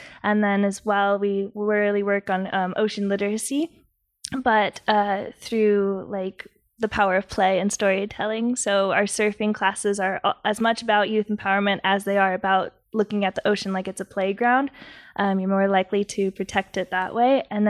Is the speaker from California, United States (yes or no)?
yes; San Diego, California, United States; I am originally from San Diego.